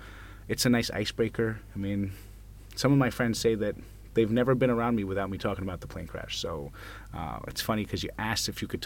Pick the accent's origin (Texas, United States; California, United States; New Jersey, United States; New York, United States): New York, United States; New York City; moved away as an adult; now in Tel Aviv, Israel; I grew up in Manhattan